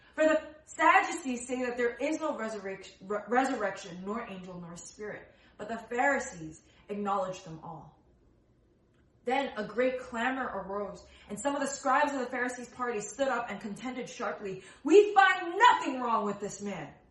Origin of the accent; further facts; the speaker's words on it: New Jersey, United States; I was born in New Jersey. I am born and raised in the states